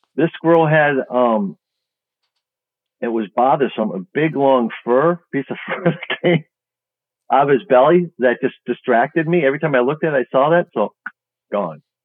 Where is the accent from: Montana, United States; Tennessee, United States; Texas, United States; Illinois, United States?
Illinois, United States; Chicago; I'm from Chicago